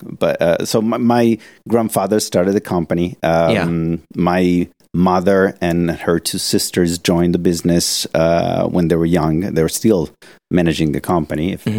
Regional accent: Florence, Tuscany, Italy; from here, from Florence.

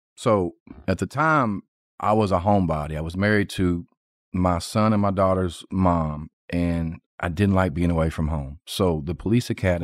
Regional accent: North Little Rock, Arkansas, United States; born and raised in North Little Rock, Arkansas

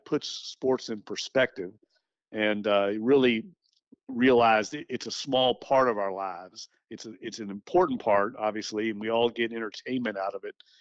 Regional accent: Louisville, Kentucky, United States; also born or lived in Florida / Nashville, Tennessee; now in New Orleans, United States; my hometown is Louisville, Kentucky, so I had family

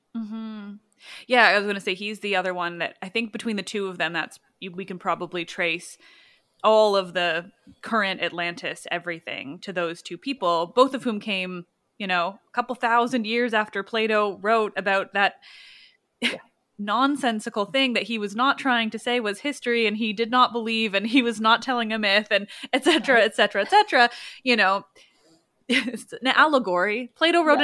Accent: Canada; We do love other Canadians

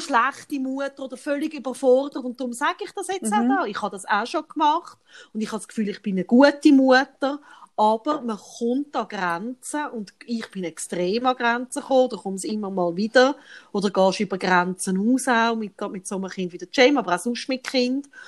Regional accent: Switzerland; bei uns in der Schweiz

